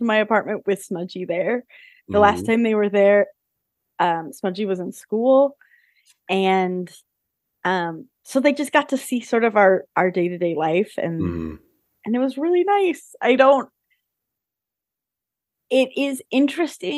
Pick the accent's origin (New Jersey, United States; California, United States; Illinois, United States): California, United States; Southern; I'm from Southern California. I've lived here my entire life